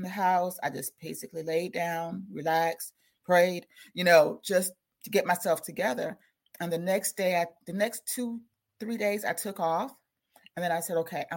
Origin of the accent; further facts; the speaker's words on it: South Carolina, United States; I'm from South Carolina